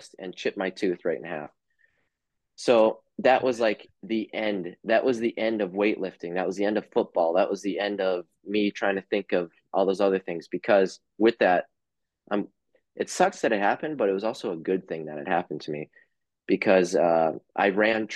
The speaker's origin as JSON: {"language": "English", "region": "Upper Michigan", "country": "United States", "tie": "born or raised there", "moved": "yes", "said": "I grew up in Upper Michigan"}